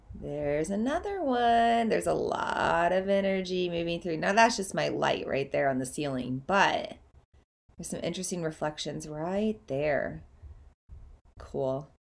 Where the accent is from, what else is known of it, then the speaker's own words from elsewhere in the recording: Oklahoma, United States; moved away as an adult; also born or lived in Southeast Iowa; now in Iowa, United States; I'm from Oklahoma. That's where I grew up. I now live in Southeast Iowa, but I spent the first eighteen years of my life in Oklahoma